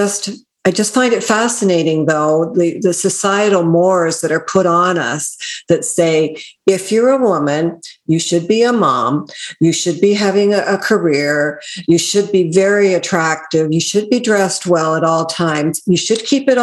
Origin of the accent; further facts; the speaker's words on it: Canada; I'm North American, Canadian